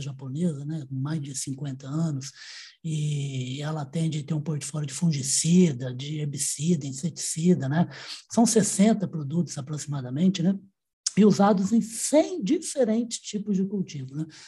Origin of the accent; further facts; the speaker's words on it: Ribeirão Preto, São Paulo, Brazil; also born or lived in Uberaba; eu não nasci, mas eu sou criado no interior de São Paulo, né, de Ribeirão Preto